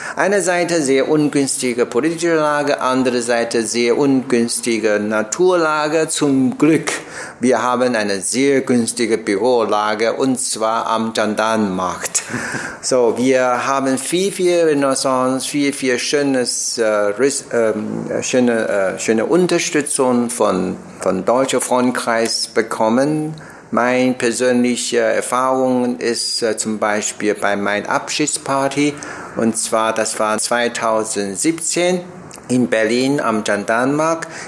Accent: Taiwan; German is a second language; moved away as an adult; ich komme aus Taiwan

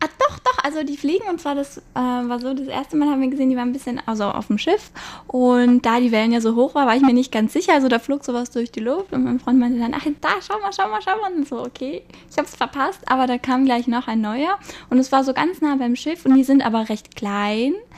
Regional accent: Munich, Bavaria, Germany; moved away as an adult; now in Taipei, Taiwan; ich komme aus München

